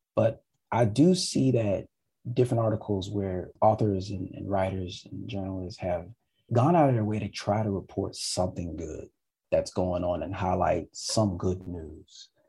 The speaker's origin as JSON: {"language": "English", "country": "United States", "moved": "yes", "lives_now": "Montreal, Canada", "said": "I'm from America."}